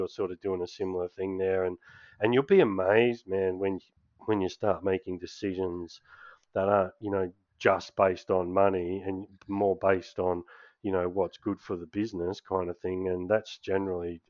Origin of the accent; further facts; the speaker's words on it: Perth, Western Australia, Australia; we're both from Perth